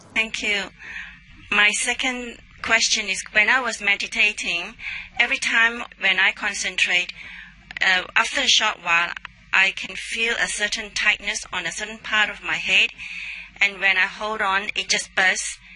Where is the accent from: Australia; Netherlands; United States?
Australia; I'm from Australia